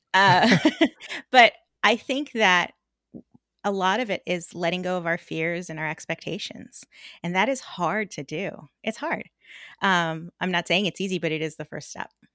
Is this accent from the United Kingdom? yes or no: no; Los Angeles, California, United States; We grew up in a tiny little suburb in Los Angeles